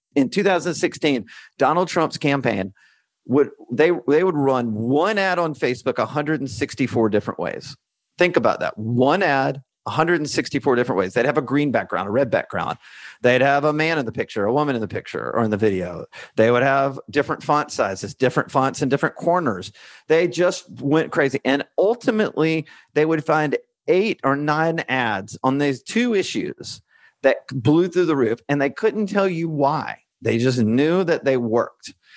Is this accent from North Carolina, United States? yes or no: no; Alabama, United States; moved away as an adult; also born or lived in Washington, D.C.; now in Santa Rosa Beach, United States; I grew up in Alabama